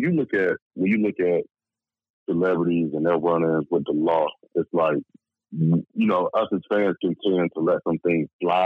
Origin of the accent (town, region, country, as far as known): Decatur, Georgia, United States; born or raised there; also born or lived in Atlanta